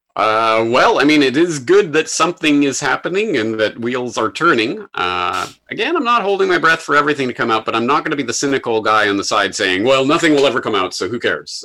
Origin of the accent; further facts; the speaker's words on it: Canada; now in Japan; I'm a Canadian in Japan